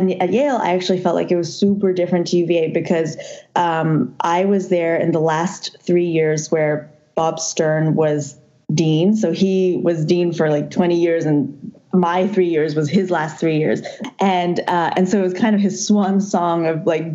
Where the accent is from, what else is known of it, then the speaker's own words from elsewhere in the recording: Hong Kong; moved away as an adult; also born or lived in Charlottesville, Virginia, United States; now in United States; I was born and raised in Hong Kong.